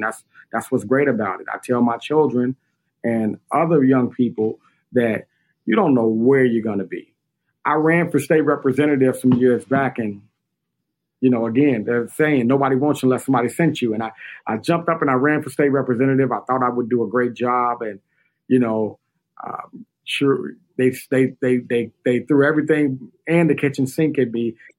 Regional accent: Inglewood, California, United States; the truth of the matter is I was born and I was raised in Inglewood

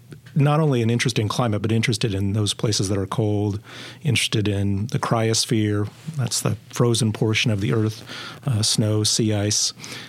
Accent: outside the Chicago area, northern Indiana, United States; moved away; I grew up outside of the Chicago area in northern Indiana in the Lake Effect Belt during the really cold winters, cold, snowy winters of the mid to late 1970s.

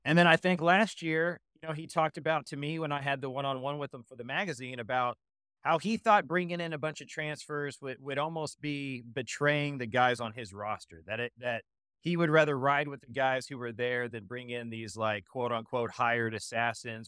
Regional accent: Austin, Texas, United States; I, I am from Austin. I live in Austin

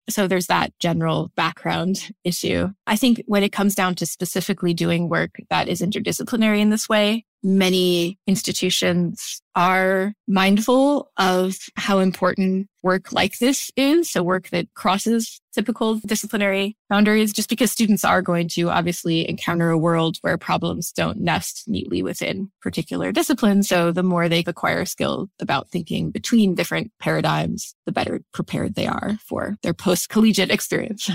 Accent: St. Louis, Missouri, United States; I grew up in Saint Louis, Missouri

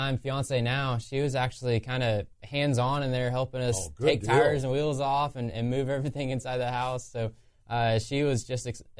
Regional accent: Oklahoma, United States; growing up in Oklahoma

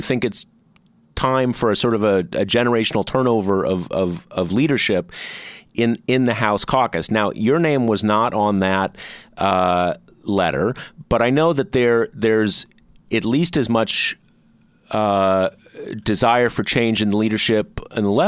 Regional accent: Southern California, United States; I grew up in Southern California

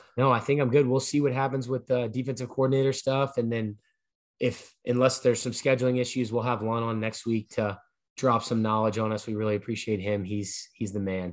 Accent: Louisiana, United States; moved away as an adult; also born or lived in Oklahoma; I was from Louisiana.

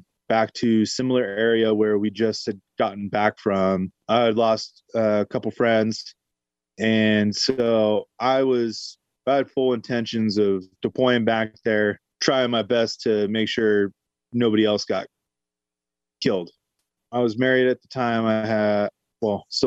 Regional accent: Bay Area, California, United States; moved away; also born or lived in Colorado Springs; I'm originally from the Bay Area

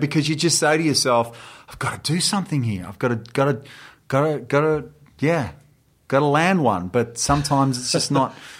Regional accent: Australia; I'm Australian.

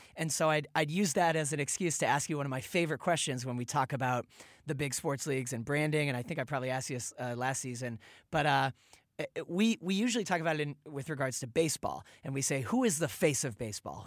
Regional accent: Boston, Massachusetts, United States; I'm from Boston

